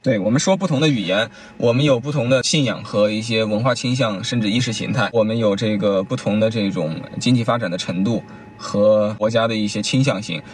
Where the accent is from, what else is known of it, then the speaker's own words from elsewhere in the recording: China; 我们中国人